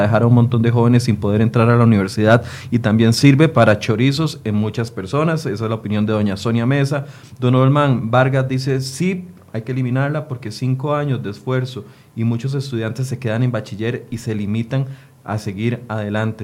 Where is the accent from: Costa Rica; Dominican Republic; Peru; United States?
Costa Rica; como costarricense